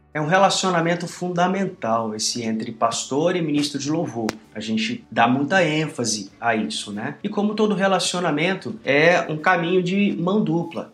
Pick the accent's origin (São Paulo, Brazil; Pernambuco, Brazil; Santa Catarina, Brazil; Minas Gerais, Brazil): Minas Gerais, Brazil; Sou mineiro do estado de Minas Gerais